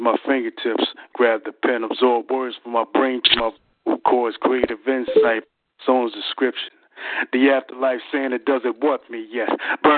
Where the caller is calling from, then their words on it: Philadelphia, Pennsylvania, United States; I'm calling from Philadelphia, PA.